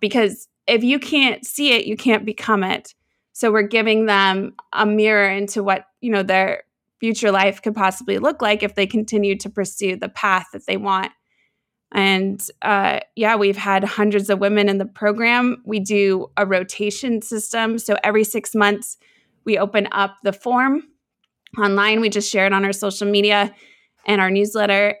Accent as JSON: {"language": "English", "town": "Seattle", "region": "Washington", "country": "United States", "tie": "born or raised there", "said": "I grew up in Seattle, Washington"}